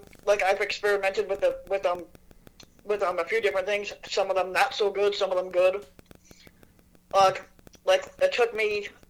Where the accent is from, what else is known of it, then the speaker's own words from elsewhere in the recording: Chicago, Illinois, United States; moved away as an adult; now in Indiana, United States; I grew up in Chicago, but then I moved to Indiana about 11 years ago after getting out of prison.